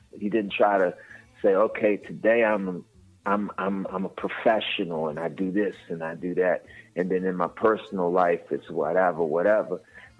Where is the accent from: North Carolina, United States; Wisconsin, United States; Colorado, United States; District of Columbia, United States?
District of Columbia, United States; Washington; born or raised there